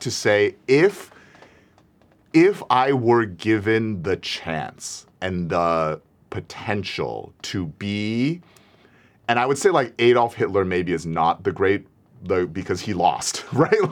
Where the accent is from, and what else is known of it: United States